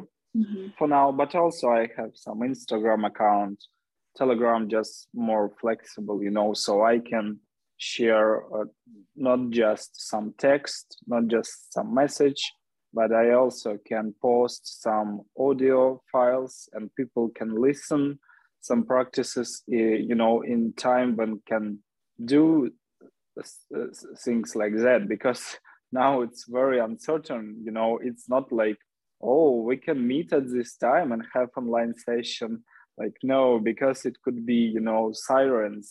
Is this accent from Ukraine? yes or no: yes; Lviv, Lviv Oblast, Ukraine; also born or lived in Kyiv; I'm Ukrainian, and I'm from Lviv. I mean, I was born in Lviv, and then in my 20s, I moved to Kyiv, the capital of Ukraine. But now I'm back to Lviv also as a refugee, but I'm at least at my hometown.